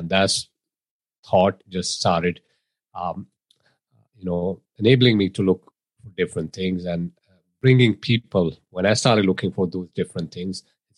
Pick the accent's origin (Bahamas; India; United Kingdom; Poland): India; moved away as an adult; now in United States; I was born, I was raised in India, I moved to US, got into IT, spent 20 years working with retailers